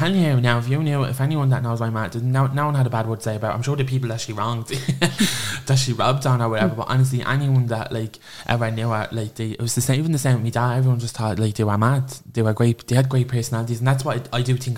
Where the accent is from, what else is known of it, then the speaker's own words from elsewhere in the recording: Clondalkin, Leinster, Ireland; I'm from Clondalkin. I was born and raised there